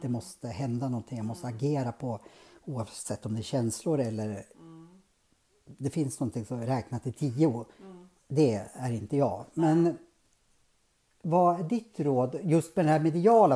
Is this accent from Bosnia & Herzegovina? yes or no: no; Norrsund, Gävleborg County, Sweden; jag växte inte upp i Bergbö, jag växte upp i Norrsund